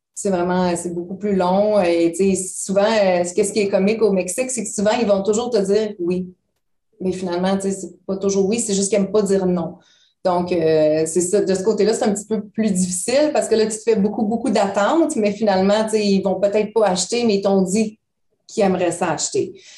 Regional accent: Sherbrooke, Quebec, Canada; moved away as an adult; now in United States; Nous, on vient de Sherbrooke. Donc, Sherbrooke, c'est une petite ville.

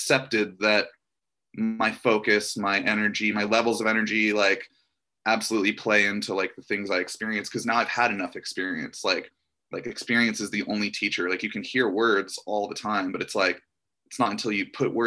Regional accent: Orlando, Florida, United States; now in Los Angeles, United States; I grew up in Orlando, Florida

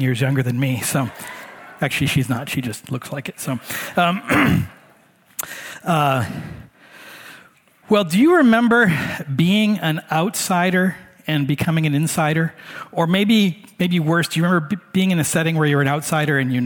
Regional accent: Hawaii, United States; moved away; also born or lived in Michigan; I grew up in Hawaii, so in my neighborhood, part of fitting in, especially if you're a white boy like me, is you speak pidgin.

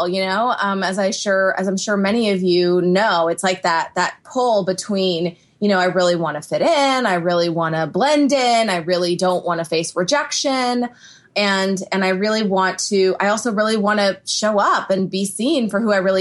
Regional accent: Houston, Texas, United States; I grew up in Texas. I grew up in Houston, so it's not like a small town or anything

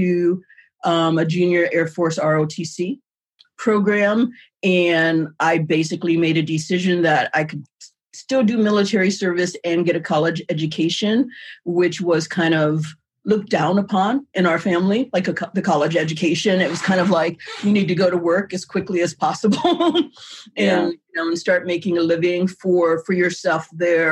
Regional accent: Warren, Ohio, United States; I was raised in Warren, Ohio

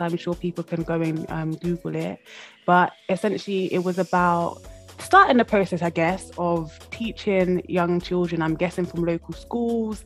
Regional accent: London, United Kingdom; moved away as an adult; now in Wales, United Kingdom; being now physically in Wales, because I'm from London originally

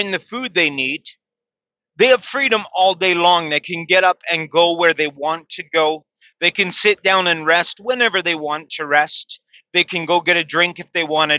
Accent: Canada; here in my home country, I'm ashamed to say that's Canada

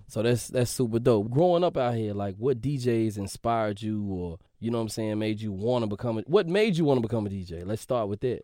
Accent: Memphis, Tennessee, United States; I'm from Memphis

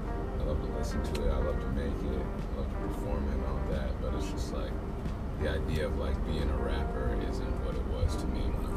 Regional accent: Portland, Maine, United States; moved away as an adult; now in Richmond, United States; Portland, Maine, yeah.

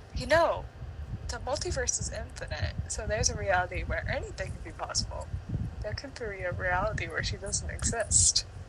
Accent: United States

